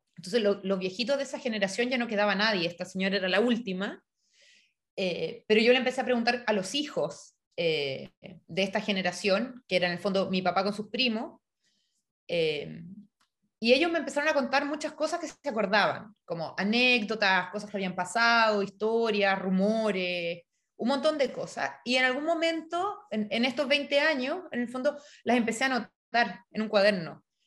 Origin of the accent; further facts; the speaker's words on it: Chile; moved away as an adult; also born or lived in Europe; me fui eh, a estudiar de Chile a Europa